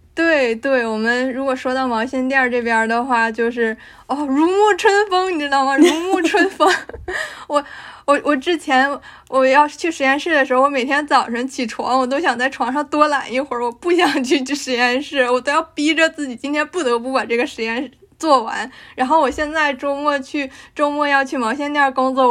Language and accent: Chinese; Harbin, Heilongjiang, China; moved away as an adult; now in North America; 我是一个东北人，我是东北哈尔滨人